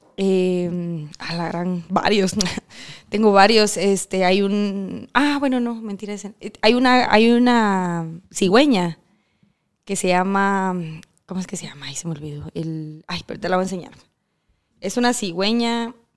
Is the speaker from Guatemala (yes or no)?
yes; Cobán, Alta Verapaz, Guatemala; moved away as an adult; now in Guatemala City, Guatemala; yo soy de Cobán